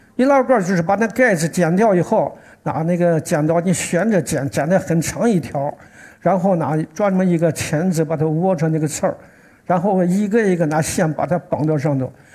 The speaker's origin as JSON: {"language": "Chinese", "town": "Xi'an", "region": "Shaanxi", "country": "China", "said": "我是来自西安的"}